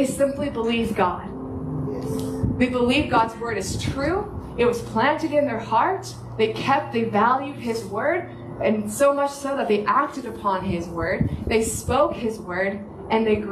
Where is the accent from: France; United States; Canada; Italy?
Canada; moved away as an adult; now in Sunshine Coast, Australia; I'm Canadian